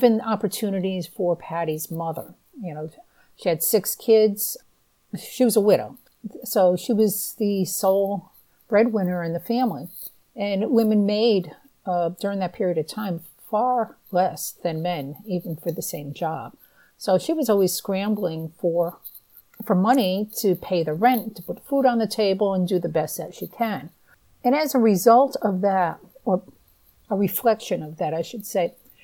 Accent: New England, United States; I'm from the Northeast. I've always lived in New England

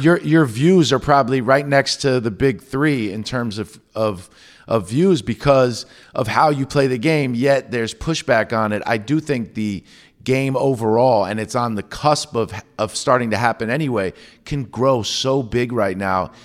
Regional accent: New York, United States; I grew up in New York

